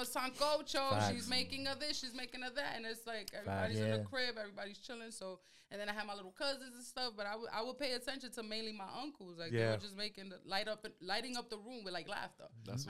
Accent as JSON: {"language": "English", "country": "Dominican Republic", "accent": "Dominican", "first_language": "Spanish", "second_language": "English", "said": "For sure. My Spanish is very much Dominican."}